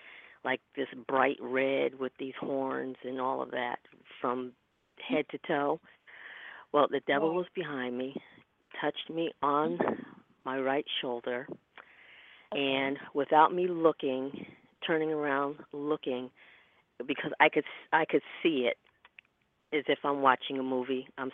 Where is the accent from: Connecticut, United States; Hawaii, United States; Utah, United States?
Connecticut, United States; now in New York, United States; From Connecticut.